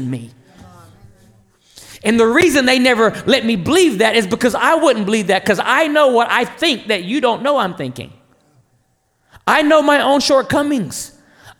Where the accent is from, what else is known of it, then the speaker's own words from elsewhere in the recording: North Carolina, United States; I'm Native American, Lumbee Indian, from a little town in North Carolina called John Station that nobody knows